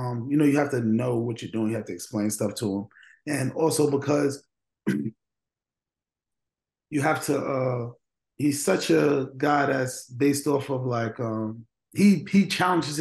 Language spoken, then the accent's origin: English; New York, United States; I'm from New York